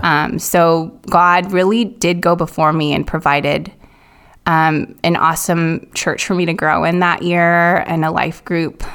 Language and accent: English; Silicon Valley, California, United States; moved away as an adult; growing up in Silicon Valley